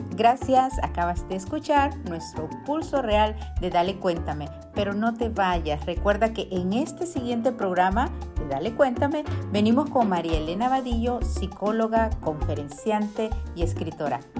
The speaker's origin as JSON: {"language": "Spanish", "country": "Honduras", "moved": "yes", "said": "de mi tierra, Catracha"}